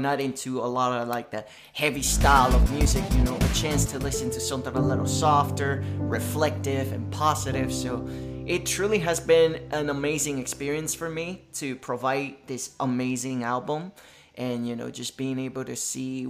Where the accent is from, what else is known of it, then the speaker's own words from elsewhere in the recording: Isabela, Puerto Rico; English is a second language; moved away; I was just a 3-year-old baby born and raised in Isabela, Puerto Rico.